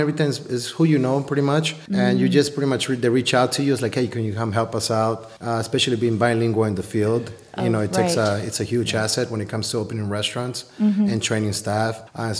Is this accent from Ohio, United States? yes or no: no; Las Vegas, Nevada, United States; moved away as an adult; also born or lived in Colombia; now in Sonoma, United States; Vegas. Yes, I'm from Las Vegas. I originally was born in Colombia, South America.